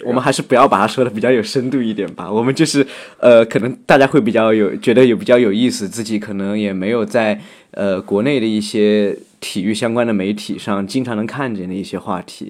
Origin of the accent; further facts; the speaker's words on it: Sichuan, China; moved away; 我是四川人